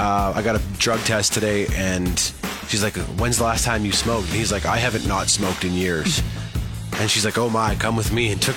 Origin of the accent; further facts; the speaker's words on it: Saskatoon, Saskatchewan, Canada; now in Calgary, Canada; my hometown of Saskatoon.